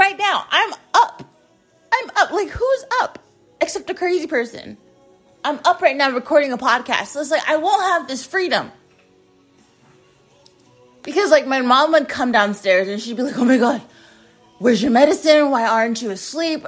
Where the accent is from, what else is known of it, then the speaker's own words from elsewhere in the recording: United States; I'm an American. I'm an American.